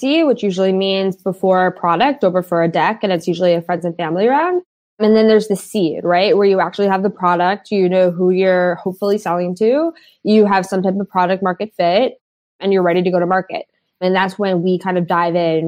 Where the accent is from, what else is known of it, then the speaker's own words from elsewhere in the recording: New York City, New York, United States; I grew up in the West Village of Manhattan of New York State